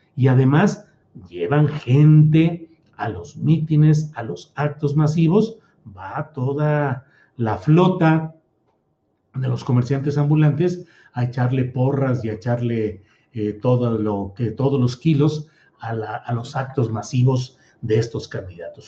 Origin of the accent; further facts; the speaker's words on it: San Luis Potosí, Mexico; also born or lived in Torreón, Coahuila / Mexico City; now in Zapopan, Mexico; soy de Torreón, Coahuila, crecí en San Luis Potosí